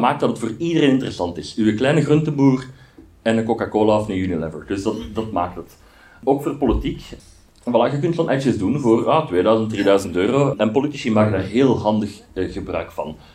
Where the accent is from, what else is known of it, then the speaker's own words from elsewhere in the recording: Aarschot, Flanders, Belgium; ik ben van Aarschot